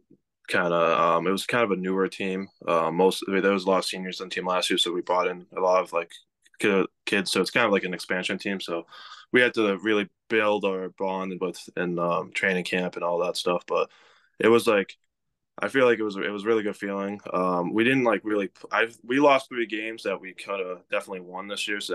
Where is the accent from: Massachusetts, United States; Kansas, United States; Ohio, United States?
Massachusetts, United States; I grew up in Massachusetts